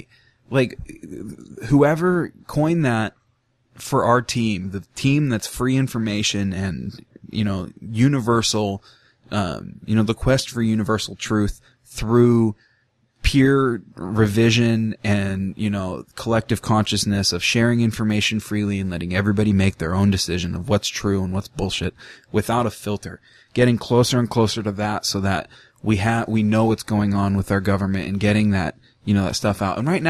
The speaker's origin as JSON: {"language": "English", "country": "United States", "tie": "born or raised there", "said": "having American blood and having an American birth certificate"}